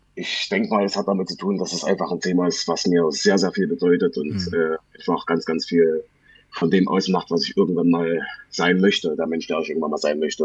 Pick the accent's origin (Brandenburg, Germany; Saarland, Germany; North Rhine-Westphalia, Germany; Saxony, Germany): Saxony, Germany; ich bin tatsächlich äh, in deiner Nähe aufgewachsen, oder was heißt in deiner Nähe? In Sachsen.